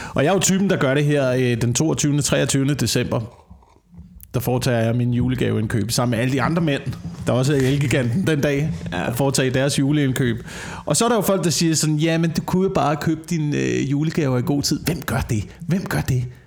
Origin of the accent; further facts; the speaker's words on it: Slagelse, Zealand, Denmark; jeg voksede op i Slagelse, hvor der ikke var en eneste fucking café